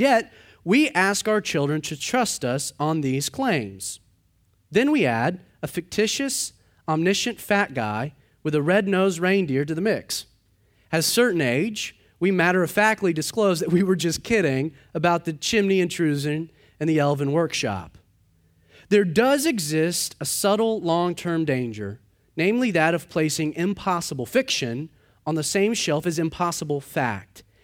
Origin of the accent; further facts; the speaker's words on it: United States; as Americans